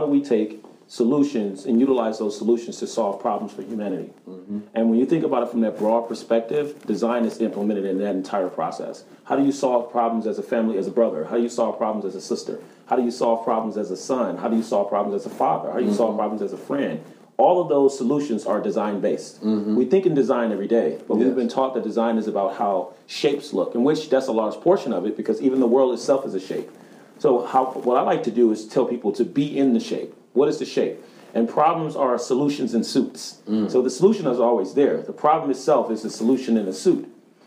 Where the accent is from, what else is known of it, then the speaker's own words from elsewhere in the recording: Detroit, Michigan, United States; also born or lived in Chicago, Illinois, United States; now in Los Angeles, United States; I was born in Chicago, raised in Detroit, and recently resided in Los Angeles.